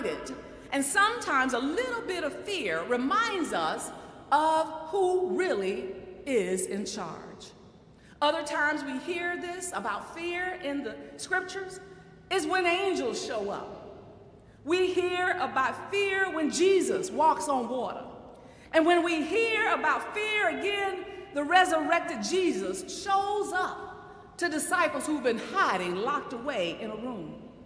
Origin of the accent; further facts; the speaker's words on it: Cheraw, South Carolina, United States; now in New York City, United States; my hometown